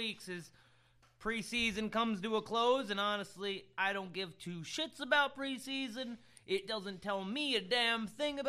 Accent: Florida, United States; my home state of crazy Florida

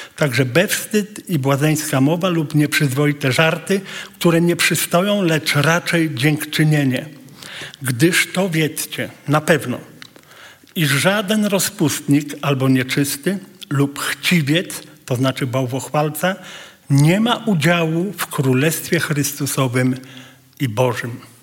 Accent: Poland; jesteśmy z Polski

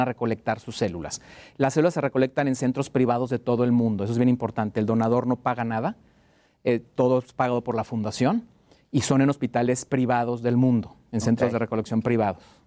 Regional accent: Mexico

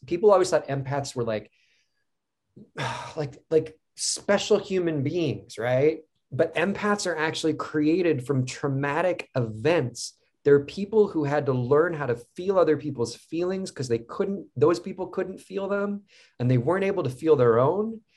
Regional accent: Cleveland, Ohio, United States; I grew up in Cleveland

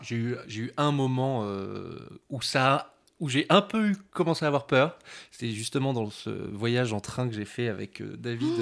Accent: France; on est français

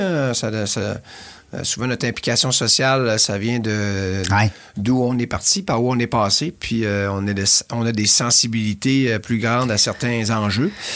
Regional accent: L'Anse-Saint-Jean, Quebec, Canada; moved away; mon village natal, dans le pied de la montagne du Mont-Édouard, qui est la cinquième plus grosse montagne au Québec

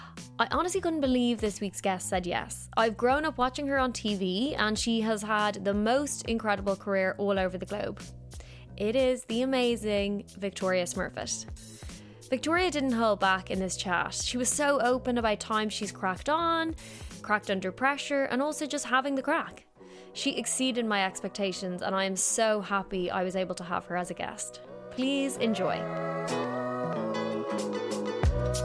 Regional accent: Dublin, Leinster, Ireland; moved away as an adult; also born or lived in Los Angeles, United States; now in London, United Kingdom; I'm from Dublin and I did my graduate visa in LA, and then after LA I moved here.

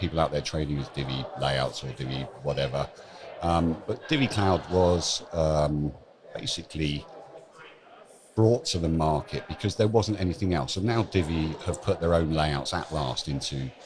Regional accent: Bourne End, South East England, United Kingdom; I'm from London, obviously, or 20 miles west of London, a lovely little village called Bourne End

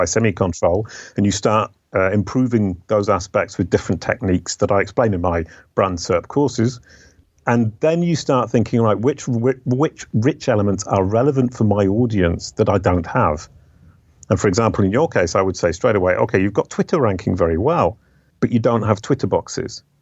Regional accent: England, United Kingdom; moved away as an adult; now in France; I left the UK 30 years ago. I'm an English by birth, um, French by adoption

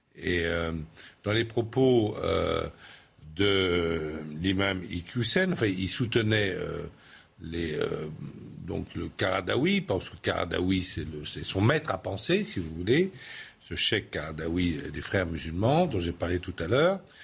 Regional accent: France; chez nous, en France

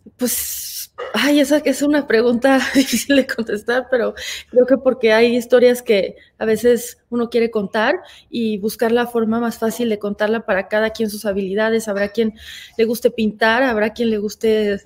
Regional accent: Mexico

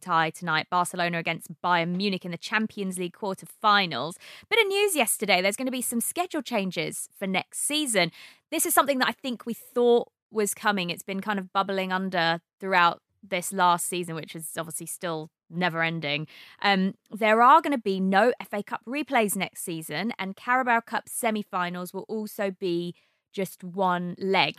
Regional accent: Brighton, South East England, United Kingdom; I'm from Brighton

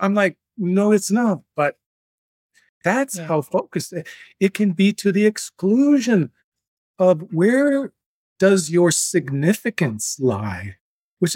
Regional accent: Three Lakes, Wisconsin, United States; moved away; my hometown of Three Lakes

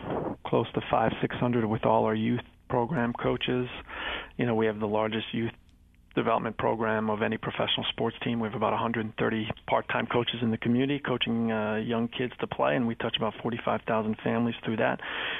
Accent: Montreal, Quebec, Canada; French-Canadian. Yeah, {S2} French-Canadian. {S3} I grew up in Montreal.

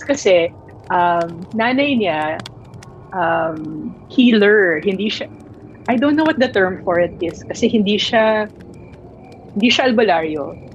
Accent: Manila, Metro Manila, Philippines; I grew up in Manila

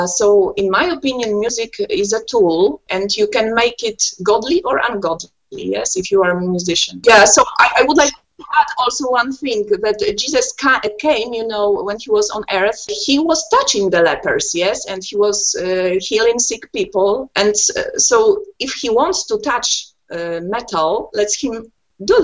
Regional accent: Poland; first language Polish; English is a second language; Polish is my native language and we play most of the shows in Poland

